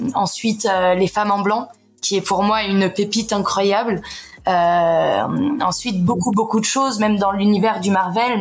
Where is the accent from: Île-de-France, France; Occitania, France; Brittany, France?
Île-de-France, France; Paris; moved away as an adult; now in Montpellier, France; je suis parisienne à la base